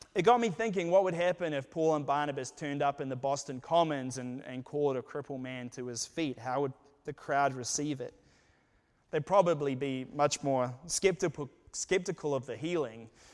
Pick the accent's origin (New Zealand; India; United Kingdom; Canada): New Zealand; moved away as an adult; now in United States; I was from New Zealand